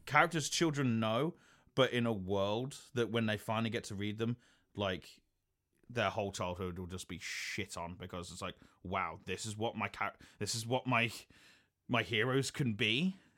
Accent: United Kingdom; some pubs, like in my hometown

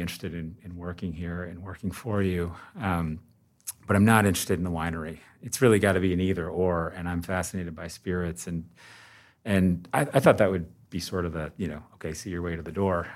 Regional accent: Vermont, United States; I grew up in Vermont. Um, I chose to live here and raise my family.

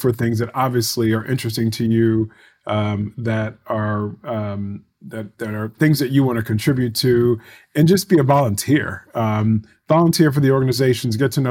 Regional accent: Baltimore, Maryland, United States; growing up in Baltimore

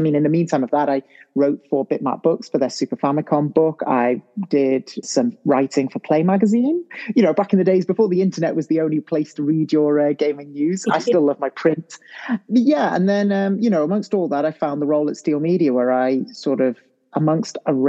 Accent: St Asaph, Wales, United Kingdom; moved away as an adult; also born or lived in Chester; now in Japan; I'm from Wales, British Welsh, you know, whichever way you want to fill it in. Yeah, very proud of that. I come from quite into the North Wales countryside, to be honest. It is a city, the lovely city of St Asaph, with only 3,000 people.

